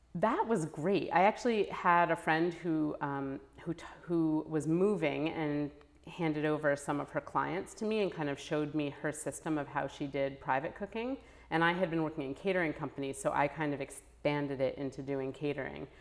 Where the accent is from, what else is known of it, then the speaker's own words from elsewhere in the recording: New Haven, Connecticut, United States; growing up in New Haven, where there's, you know, it's a very racially and economically mixed city